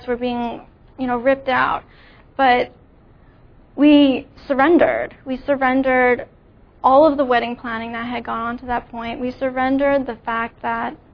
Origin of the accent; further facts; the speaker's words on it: New Jersey, United States; I grew up in New Jersey.